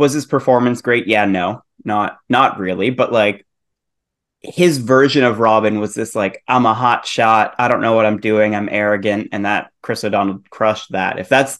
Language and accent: English; Canada; Yes. We did have a Toys R Us. I don't know if we had one then. I remember always picking them up at, like, we had a Canadian version of Target basically called Zellers.